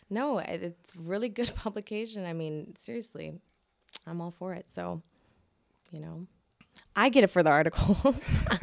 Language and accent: English; Seattle, Washington, United States; also born or lived in Boston; I went back to, uh, Seattle. So I lived in Boston from two thousand, uh, six to two thousand eleven. So solid five years there. And then I decided I wanna go back home